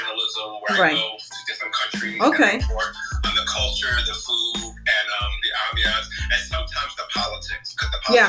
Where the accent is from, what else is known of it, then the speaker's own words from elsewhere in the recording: Mayagüez, Puerto Rico; My parents are both mixed. Mm-hmm. You know, I was born in Puerto Rico and Mayagüez, but my father's Puerto Rican and Brazilian, and my mother's Puerto Rican and Sicilian.